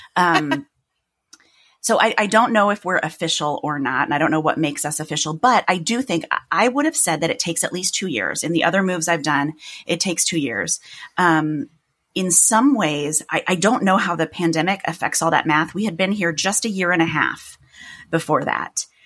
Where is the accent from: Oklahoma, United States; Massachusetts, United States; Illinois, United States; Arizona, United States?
Illinois, United States; Chicago; accent: Midwestern; moved away as an adult; now in New York, United States; I had lived in my hometown for a long time